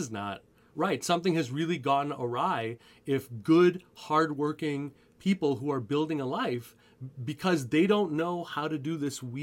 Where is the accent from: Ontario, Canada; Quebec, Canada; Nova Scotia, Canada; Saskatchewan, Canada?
Quebec, Canada; Montreal; I grew up in Montreal